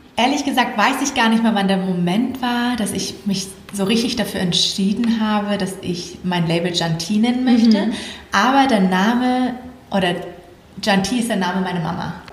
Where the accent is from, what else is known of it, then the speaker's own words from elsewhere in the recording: Thailand; moved away; ich bin in Thailand aufgewachsen.